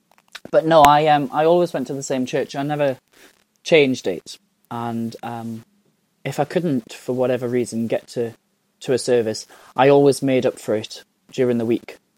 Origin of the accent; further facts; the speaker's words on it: Newcastle upon Tyne, North East England, United Kingdom; also born or lived in Blyth / Chopwell / South Shields; now in Chichester, United Kingdom; I'm from Newcastle. I'm from the north, which is just south of Scotland.